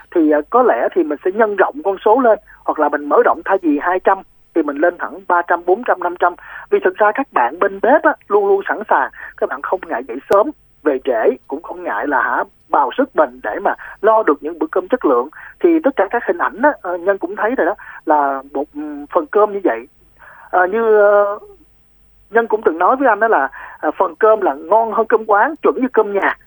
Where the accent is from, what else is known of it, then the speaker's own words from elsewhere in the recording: Ho Chi Minh City, Vietnam; mình là người sài gòn